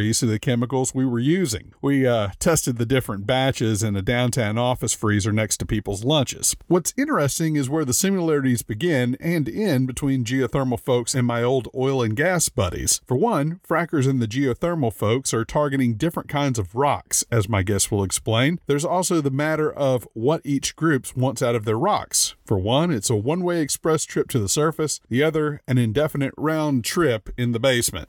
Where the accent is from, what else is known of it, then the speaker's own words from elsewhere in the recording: Louisiana, United States; when I grew up in Louisiana